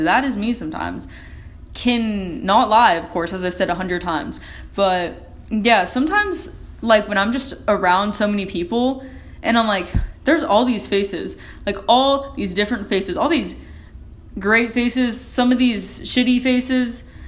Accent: United States; I'm an American

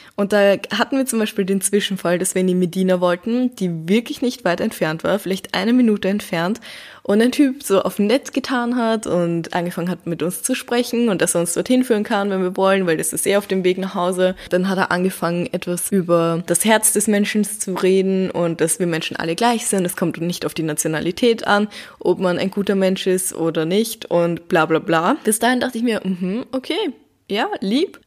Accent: Vienna, Austria; bei uns in Wien

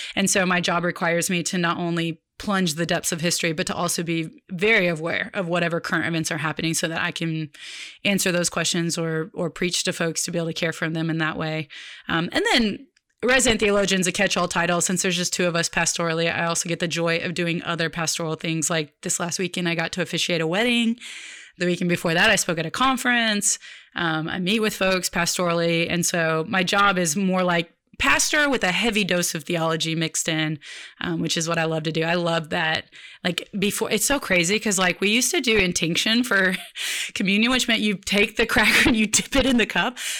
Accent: Oklahoma City, Oklahoma, United States; moved away as an adult; now in Dallas, United States; growing up in Oklahoma City

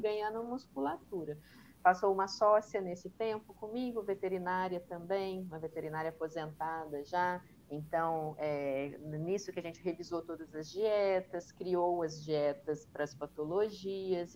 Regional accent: Minas Gerais, Brazil; eu sou mineira

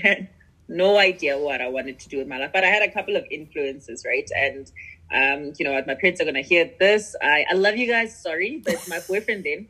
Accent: Pretoria, Gauteng, South Africa; growing up in Pretoria

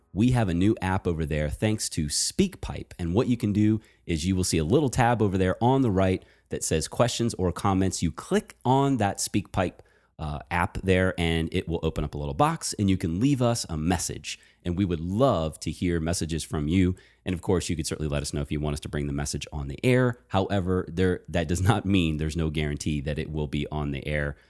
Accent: Virginia, United States; moved away; also born or lived in Baltimore; I actually am a Virginia boy. So I was born and raised in Virginia

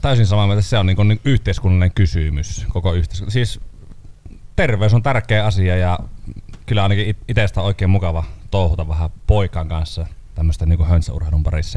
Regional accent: Kuhmo, Kainuu, Finland; minä olen Kuhmosta

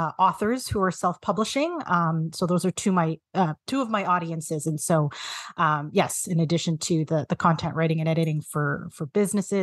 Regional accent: Canada; identify as a Filipina Canadian

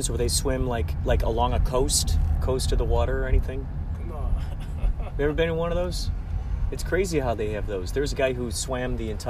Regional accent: Carol Stream, Illinois, United States; also born or lived in Chicago; now in Los Angeles, United States; I grew up in Chicago.

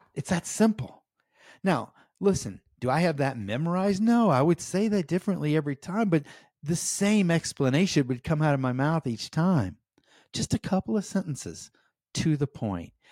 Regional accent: United States; as an American

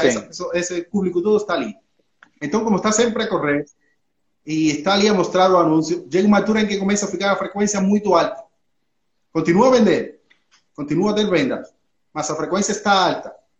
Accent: Cuba; accent: espanholado; Portuguese is a second language; moved away as an adult; now in Portugal; Eu sou cubano, falo, moro em Portugal há 13 anos já

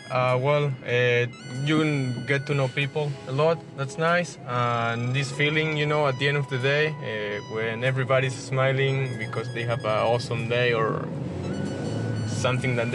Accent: Argentina; moved away as an adult; also born or lived in Spain; now in Mexico; I'm from Argentina.

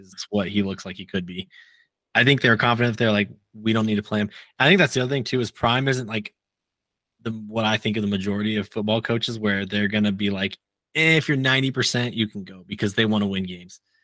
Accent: Nebraska, United States; moved away; I grew up in Nebraska, unfortunately

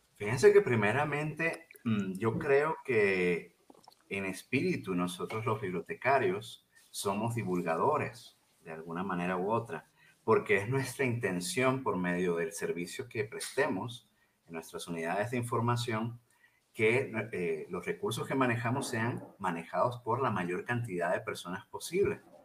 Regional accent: Venezuela; also born or lived in Mexico; now in Chihuahua, Mexico; yo soy originalmente venezolano

